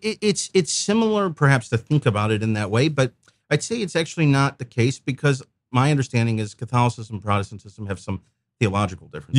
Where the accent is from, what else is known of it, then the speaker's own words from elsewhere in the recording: St. Louis, Missouri, United States; also born or lived in Memphis, Tennessee; I was born in Memphis, but I've been in Saint Louis since I was a kid